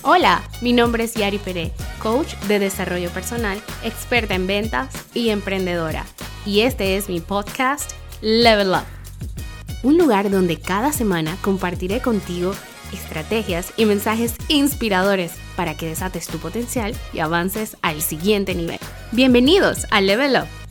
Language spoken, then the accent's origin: Spanish; Panama; en Panamá, país de donde soy